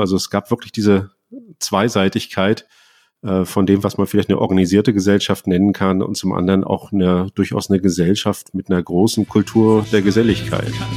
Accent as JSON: {"language": "German", "town": "Rostock", "region": "Mecklenburg-Vorpommern", "country": "Germany", "moved": "yes", "lives_now": "Berlin, Germany", "said": "dass ich mich auch als Lüttenkleiner geoutet habe"}